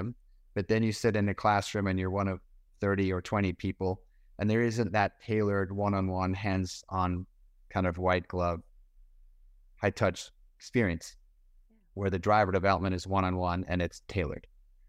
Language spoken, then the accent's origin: English; South Africa; born there; I was born in South Africa. My father raced cars in England. My mother and father are both British, so I was born in South Africa.